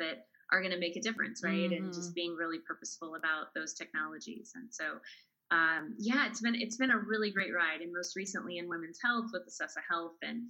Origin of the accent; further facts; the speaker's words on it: Southern California, United States; moved away as an adult; now in Austin, United States; I'm in Austin, Texas, and I'm originally from Southern California. So I moved here about 7 years ago